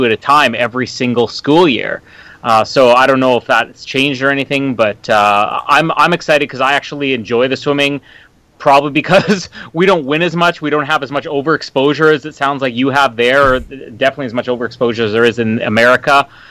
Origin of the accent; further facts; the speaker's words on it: LaSalle, Manitoba, Canada; I grew up in LaSalle, Manitoba, which is about 15 minutes from Winnipeg